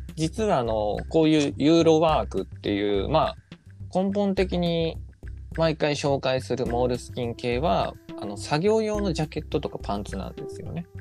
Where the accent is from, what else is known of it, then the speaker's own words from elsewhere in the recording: Nagasaki, Japan; あの方も同じ俺と長崎出身なんですよ